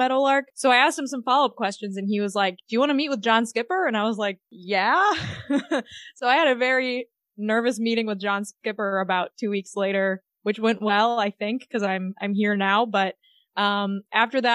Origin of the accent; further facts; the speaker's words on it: Midwest, United States; moved away as an adult; also born or lived in Indiana / New York; I grew up in the Midwest and lived in Indiana and New York.